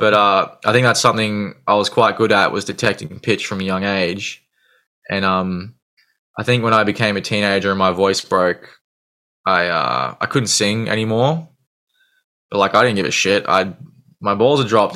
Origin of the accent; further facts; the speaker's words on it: Gold Coast, Queensland, Australia; I generally say I'm from the Gold Coast, but I'm kind of on the on the outskirts